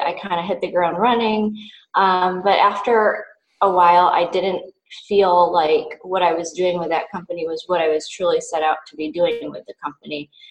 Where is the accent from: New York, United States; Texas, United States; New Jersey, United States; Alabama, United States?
New York, United States; Western; also born or lived in East Coast; now in Hawaii, United States; I come from Western New York, but have kind of moved around the East Coast for school and other purposes and landed myself in Hawaii